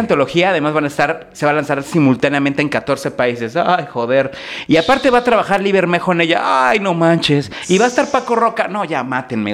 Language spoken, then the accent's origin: Spanish; Mexico City, Mexico; como chilango